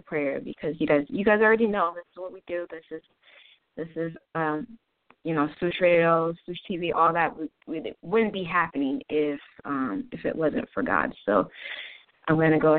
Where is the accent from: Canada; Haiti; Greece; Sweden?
Haiti; moved away; I am Haitian from Haiti.